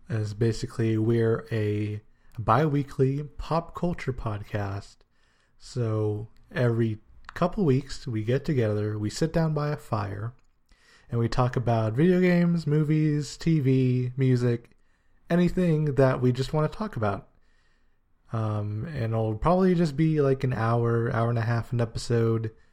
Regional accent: United States; also born or lived in Guyana (ancestry); I was born in the States, so I'm kind of the first generation of my family to live in America

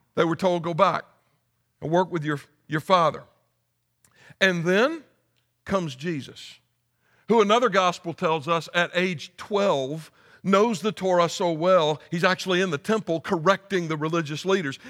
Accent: United States; moved away; I just started teaching a philosophy and worldview class at Anderson University in my home state

